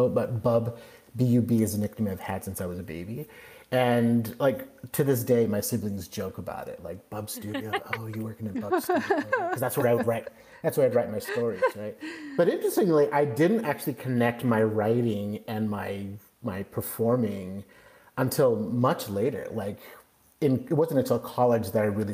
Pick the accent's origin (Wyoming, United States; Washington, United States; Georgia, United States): Washington, United States; Kirkland; moved away as an adult; also born or lived in Ellensburg, Washington / California; now in Central Coast, California, United States; I was born and raised right outside of Seattle, a suburb of Seattle called Kirkland, Washington